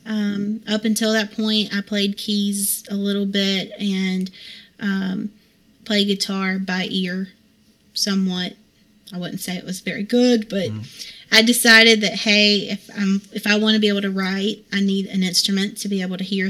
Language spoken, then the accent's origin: English; Hickory, North Carolina, United States; now in Vale, United States; I grew up in Hickory